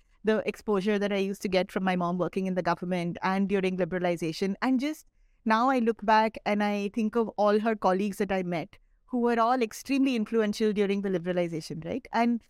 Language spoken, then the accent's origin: English; India; I'm so proud of just being an Indian, yeah, that I feel like it's a very Indian thing.